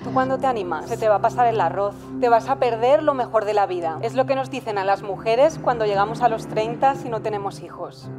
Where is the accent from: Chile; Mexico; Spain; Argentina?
Chile; siendo chilena